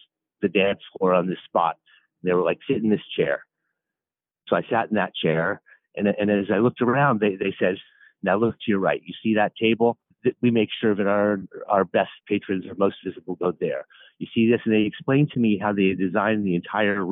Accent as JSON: {"language": "English", "town": "Toronto", "region": "Ontario", "country": "Canada", "tie": "born or raised there", "also_born_or_lived": "California", "moved": "yes", "lives_now": "New York City, United States", "said": "as a young boy, lived in Toronto, Canada"}